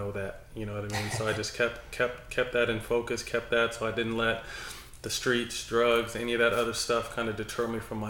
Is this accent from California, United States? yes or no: yes; Sacramento, California, United States; also born or lived in San Jose, California; It's starting in third grade when I moved from San Jose to Sacramento